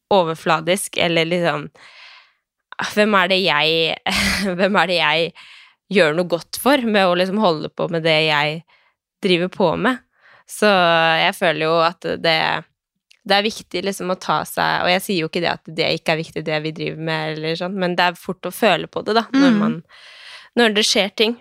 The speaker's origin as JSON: {"language": "Norwegian", "town": "Skien", "region": "Telemark", "country": "Norway", "said": "Jeg er jo eh, fra Skien"}